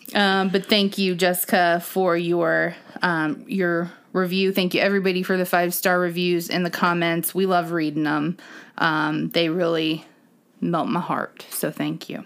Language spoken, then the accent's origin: English; Ohio, United States; We are from Ohio